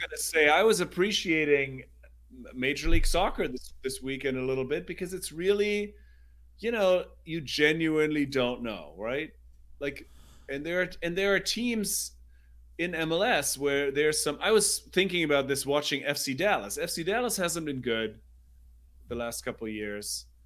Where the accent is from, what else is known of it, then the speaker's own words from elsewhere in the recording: Germany; moved away; growing up in Germany, we would have these American exchange students that would come